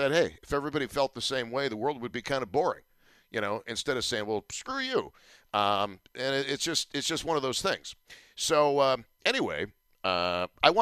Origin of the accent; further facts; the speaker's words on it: Buffalo, New York, United States; I'm totally content being a talk show host for 5 decades in my hometown